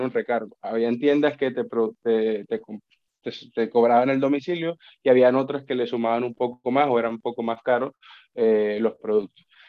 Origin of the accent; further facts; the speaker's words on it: Colombia; moved away as an adult; now in Spain; yo vengo de Colombia